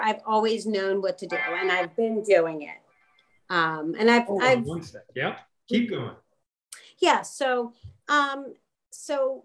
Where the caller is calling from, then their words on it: Philadelphia, Pennsylvania, United States; I'm calling from the greater